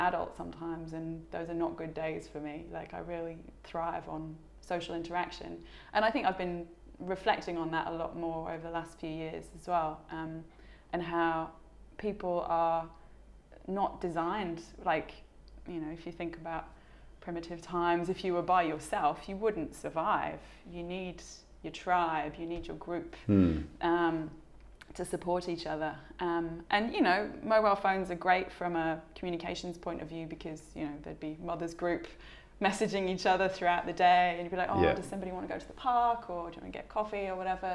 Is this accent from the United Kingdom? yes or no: yes; United Kingdom; moved away as an adult; also born or lived in London; now in Perth, Australia; we're British